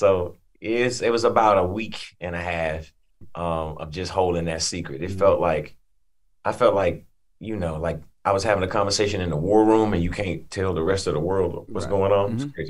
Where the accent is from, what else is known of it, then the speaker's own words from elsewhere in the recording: Atlanta, Georgia, United States; also born or lived in Chattanooga, Tennessee; I'm originally from Chattanooga, Tennessee, but I was raised in Atlanta and Atlanta raised the artist that I am. Atlanta raised the man that I am.